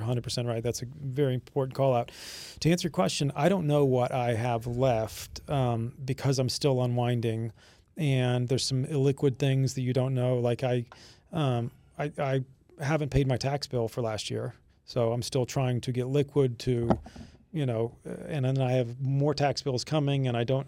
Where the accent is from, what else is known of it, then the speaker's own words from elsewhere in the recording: Florida Keys, United States; growing up in the Florida Keys